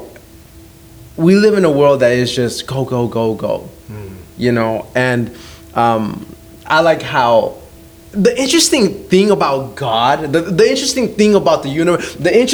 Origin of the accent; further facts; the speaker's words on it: Las Vegas, Nevada, United States; I'm from Vegas